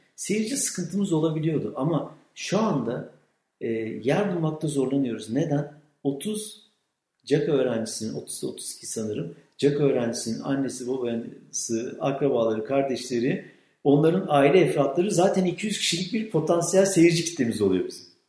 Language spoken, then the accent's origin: Turkish; Kütahya, Turkey; moved away as an adult; now in Afyonkarahisar, Turkey; ben Kütahyalıyım